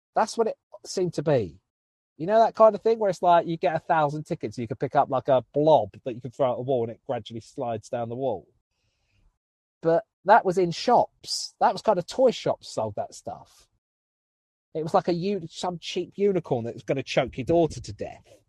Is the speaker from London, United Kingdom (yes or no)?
no; Southend-on-Sea, East of England, United Kingdom; to go and do two gigs in my hometown